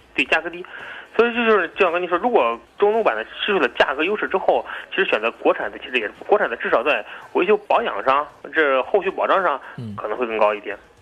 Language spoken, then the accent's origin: Chinese; China; 我们中国人